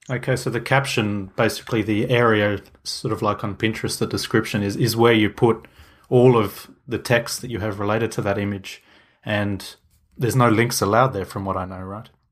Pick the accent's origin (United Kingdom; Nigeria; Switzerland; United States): Switzerland; I'm from Switzerland, if people didn't know. I'm near Zurich